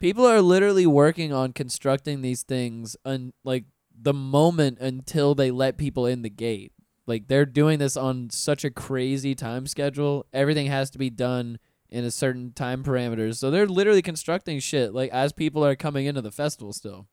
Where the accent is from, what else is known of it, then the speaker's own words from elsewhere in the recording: Pensacola, Florida, United States; now in Orlando, United States; Pensacola, my hometown